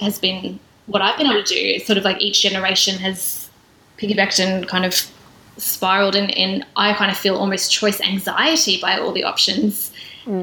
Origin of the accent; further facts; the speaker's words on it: South Australia, Australia; I'm from South Australia